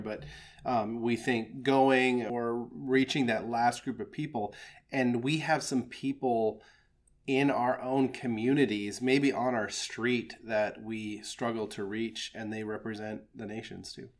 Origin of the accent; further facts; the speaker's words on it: Midwest, United States; I'm a Midwestern guy. I was raised in the Midwest